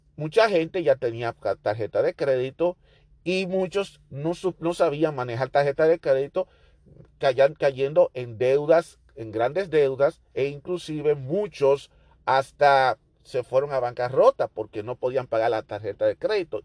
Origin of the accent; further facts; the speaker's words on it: Dominican Republic; moved away; yo soy dominicano